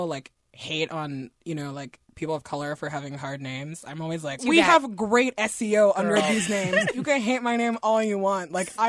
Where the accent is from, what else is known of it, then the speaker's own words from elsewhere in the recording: Nigeria; also born or lived in Guinea / France; Like, I'm originally from Guinea in West Africa. We grew up in Nigeria and in France.